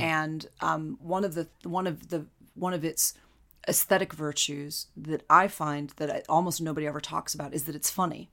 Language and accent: English; United States; as an American